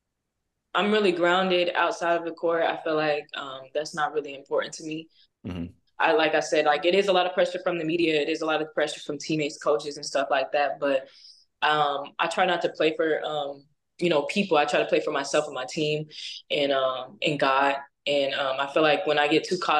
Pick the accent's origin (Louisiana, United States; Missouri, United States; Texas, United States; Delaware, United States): Missouri, United States; now in Tallahassee, United States; I was raised in Missouri